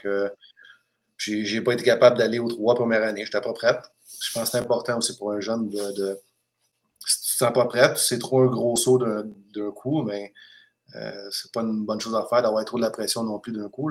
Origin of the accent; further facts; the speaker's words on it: Saint-Hubert, Quebec, Canada; moved away as an adult; also born or lived in Kassel, Germany / Crimmitschau, Germany; now in Germany; de Saint-Hubert, que je suis, euh, j'ai été élevé à Saint-Hubert